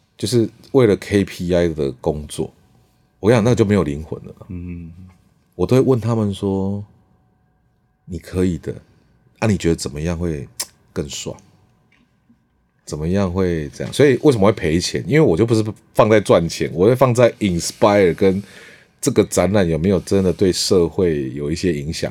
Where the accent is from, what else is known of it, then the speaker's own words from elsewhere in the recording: Changhua County, Taiwan; moved away; also born or lived in Taipei; 其实我也不是那么道地的住，我是台北出生